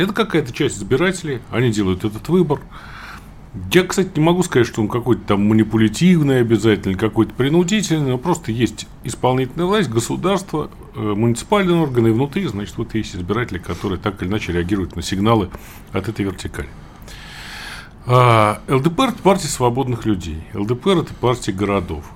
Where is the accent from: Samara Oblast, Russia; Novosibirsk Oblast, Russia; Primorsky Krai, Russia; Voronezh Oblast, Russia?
Samara Oblast, Russia; Samara; я вот из Куйбышева родом, да, у нас там запасная столица